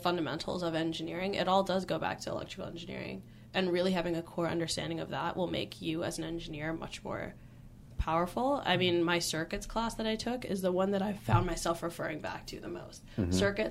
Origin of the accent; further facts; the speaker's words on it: Silicon Valley, California, United States; I grew up in the Silicon Valley